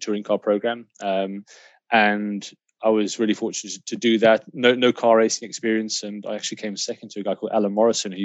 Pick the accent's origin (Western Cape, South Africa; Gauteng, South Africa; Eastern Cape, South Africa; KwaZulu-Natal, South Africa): Gauteng, South Africa; Kyalami; moved away; I grew up in South Africa. I actually grew up in Kyalami, so literally a stone's throw from the circuit.